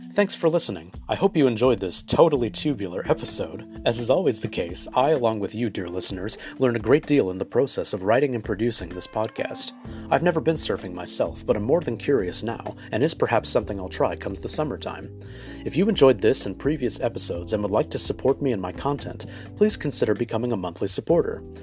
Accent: Los Angeles, California, United States; I was born and raised in Los Angeles

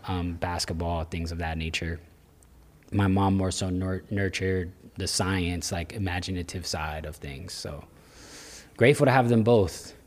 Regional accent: Florida, United States; also born or lived in New York; Born in New York, but Florida is what raised me

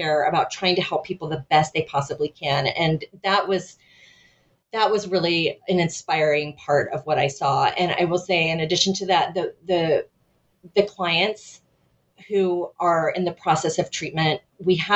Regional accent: United States; being an American

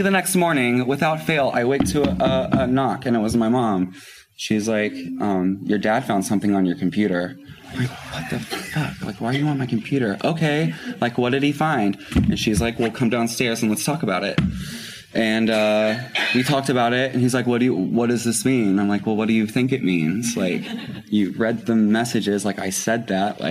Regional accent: Floyds Knobs, Indiana, United States; also born or lived in Louisville, Kentucky; now in New York City, United States; then we moved right across the river to Floyd's Knobs, Indiana

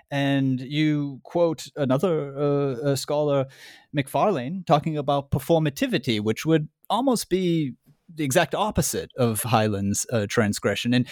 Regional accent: United States; I'm American though, I don't know.

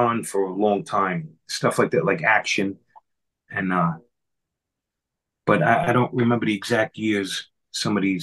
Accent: New York City, New York, United States; accent: New York; I grew up in Ozone Park in Queens, New York. And I still live here.

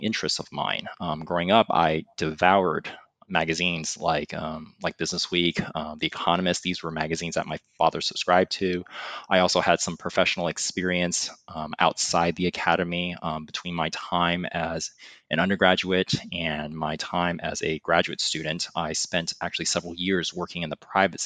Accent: California, United States; moved away as an adult; also born or lived in Hong Kong; now in Boston, United States; I really consider myself a Californian. I grew up in California

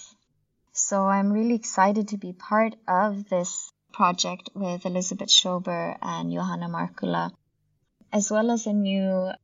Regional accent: Sweden; I myself am born and raised in Sweden to Bangladeshi parents

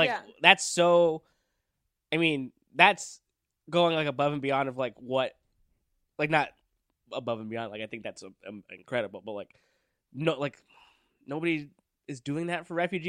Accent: Downey, California, United States; No, I'm from Downey, California.

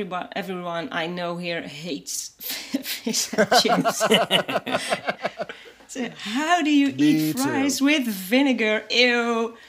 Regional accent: Netherlands; I'm from the Netherlands

